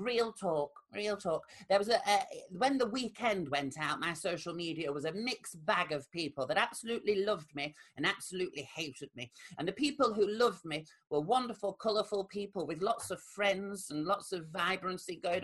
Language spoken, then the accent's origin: English; Rotherham, Yorkshire and the Humber, United Kingdom; my hometown of Rotherham